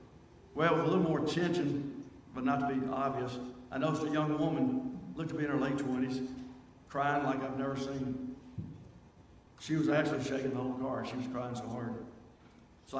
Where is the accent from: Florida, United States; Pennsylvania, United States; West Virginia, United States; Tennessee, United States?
Tennessee, United States; Nashville; I grew up in South Nashville in the Pre-Hall area